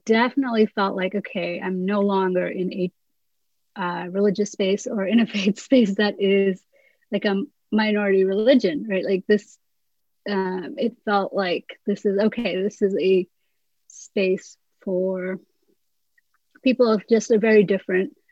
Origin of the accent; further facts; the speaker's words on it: India; moved away as an adult; also born or lived in England; Growing up in India, my church was just so different